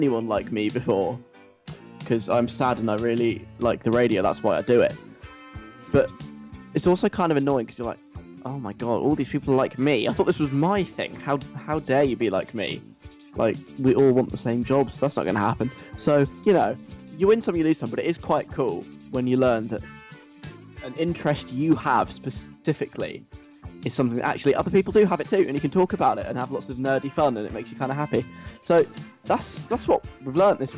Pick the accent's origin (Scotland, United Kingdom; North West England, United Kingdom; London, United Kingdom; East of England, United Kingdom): London, United Kingdom; accent: southern; also born or lived in north of England; I am from the south of England, in case you can't tell by my very, very strongly southern accent. I'm from London.